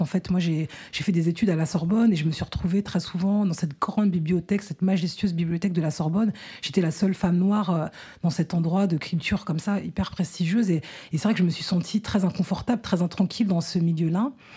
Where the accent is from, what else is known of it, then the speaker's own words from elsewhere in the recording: France; je suis née en France